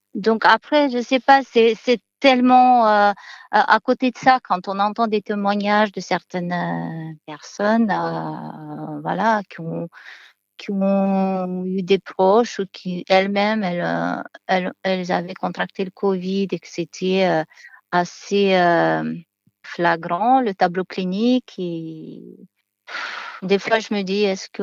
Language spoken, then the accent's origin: French; Moldova; moved away as an adult; now in France; Je viens de Moldavie